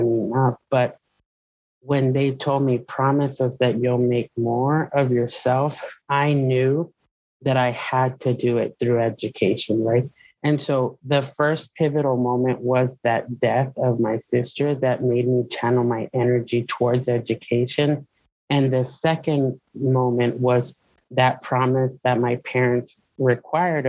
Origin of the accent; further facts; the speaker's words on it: Presidio, Texas, United States; moved away as an adult; also born or lived in Lubbock, Texas / Fort Worth, Texas; my hometown, right? Presidio, mi ranchito, as I call it